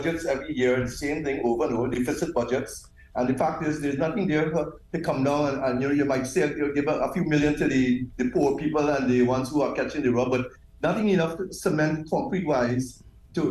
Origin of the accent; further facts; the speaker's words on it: Trinidad & Tobago; I'm from the Caribbean